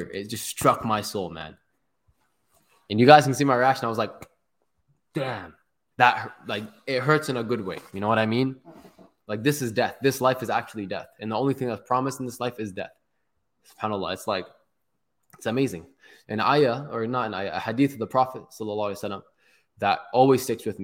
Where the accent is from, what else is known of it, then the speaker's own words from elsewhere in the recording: Toronto, Ontario, Canada; also born or lived in Palestine; I'm from Toronto